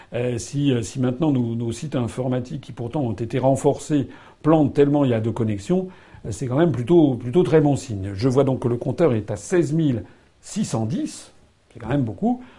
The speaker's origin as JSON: {"language": "French", "country": "France", "said": "je suis français"}